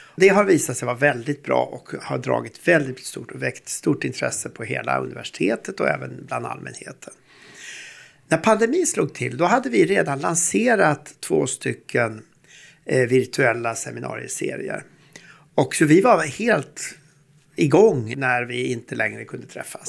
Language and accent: Swedish; Sweden; vi som svenskar, vi som nordbor och vi som Uppsala forskare